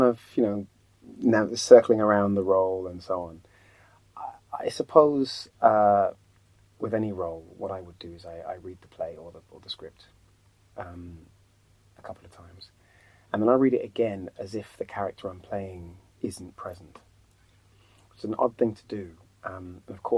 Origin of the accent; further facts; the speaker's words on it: Birmingham, West Midlands, United Kingdom; coming from Birmingham, because of my upbringing, you know, where I live in a council estate